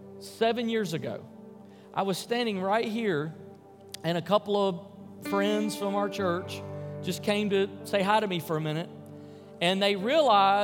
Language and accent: English; Memphis, Tennessee, United States; I grew up in Memphis, Tennessee, in kind of a lower middle-income part of town.